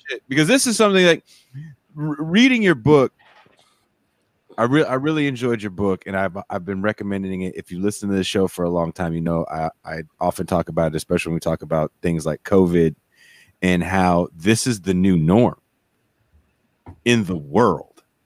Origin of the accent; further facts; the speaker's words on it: California, United States; also born or lived in North Dakota; I'm a Californian.